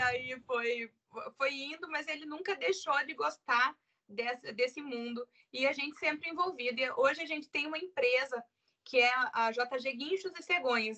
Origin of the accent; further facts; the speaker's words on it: Curitiba, Paraná, Brazil; Eu sou de Curitiba, sou casada, tenho dois filhos